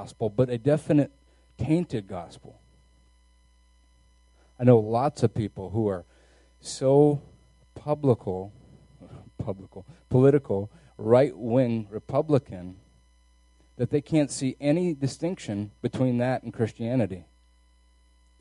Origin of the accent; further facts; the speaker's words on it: United States; our American freedom